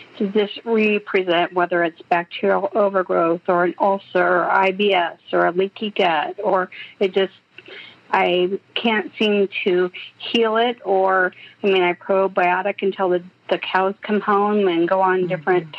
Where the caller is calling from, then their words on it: Los Angeles, California, United States; Oh, I'm calling from Los Angeles, California.